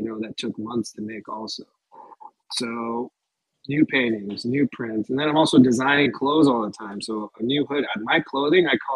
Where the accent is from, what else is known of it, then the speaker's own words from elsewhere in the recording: Los Angeles, California, United States; it's in LA, it's in my hometown where I'm born, raised.